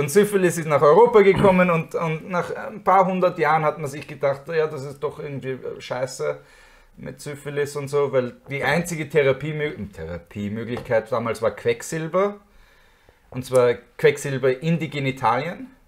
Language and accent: German; Austria; Als Österreicher habe ich es gern, wenn ich mehr Wasser